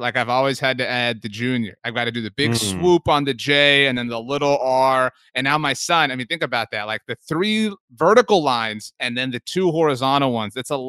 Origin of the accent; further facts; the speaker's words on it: New York, United States; Also, I'm from New York. She's from Northern Virginia.